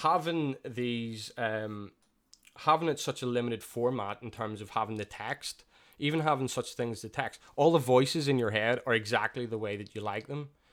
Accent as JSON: {"language": "English", "town": "Belfast", "region": "Northern Ireland", "country": "United Kingdom", "tie": "born or raised there", "said": "growing up there, I feel it's, for me, it's one of the safest areas"}